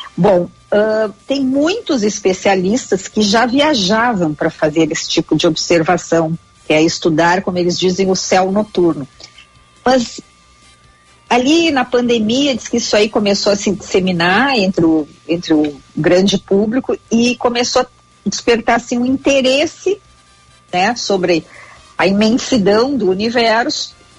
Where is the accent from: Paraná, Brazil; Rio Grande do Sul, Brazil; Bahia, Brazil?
Rio Grande do Sul, Brazil; Júlio de Castilhos; Nós somos vizinhos de nascimento, eu sou de Júlio de Castilhos